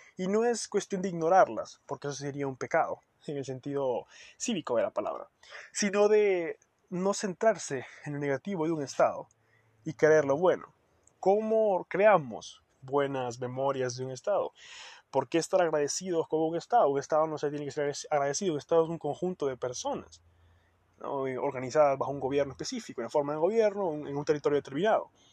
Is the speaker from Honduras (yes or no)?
yes; Honduras; somos hondureños